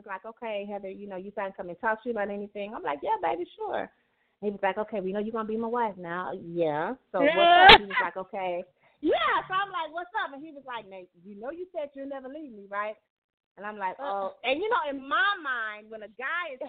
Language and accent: English; the South, United States; I'm from the South